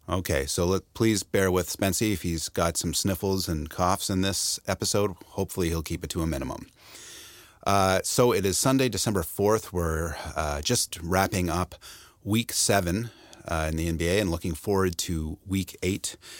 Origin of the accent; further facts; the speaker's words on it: London, Ontario, Canada; moved away; my hometown of London, Ontario